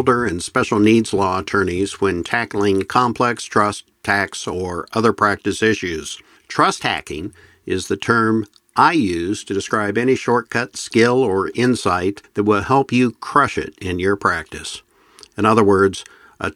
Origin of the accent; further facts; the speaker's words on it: Nebraska, United States; I'm from Nebraska